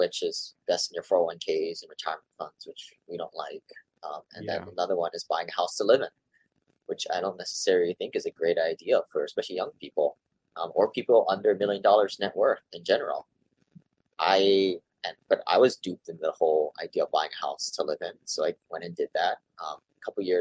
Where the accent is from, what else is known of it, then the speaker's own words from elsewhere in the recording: Hawaii, United States; also born or lived in Seattle; raised here in Hawaii